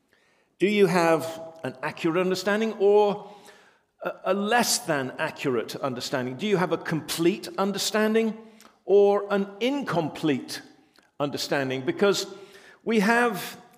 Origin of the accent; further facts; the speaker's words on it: England, United Kingdom; We're English